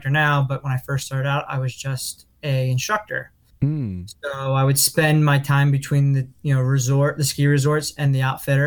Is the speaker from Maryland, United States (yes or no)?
yes; Jarrettsville, Maryland, United States; moved away as an adult; I was from Jarrettsville, Maryland